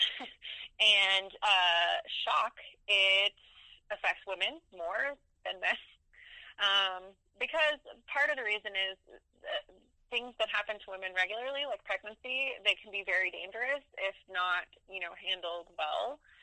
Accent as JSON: {"language": "English", "region": "Tennessee", "country": "United States", "accent": "southern", "said": "I'm from Tennessee"}